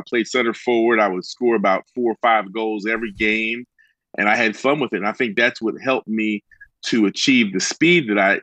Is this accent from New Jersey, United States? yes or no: yes; New Jersey, United States; moved away as an adult; I was from New Jersey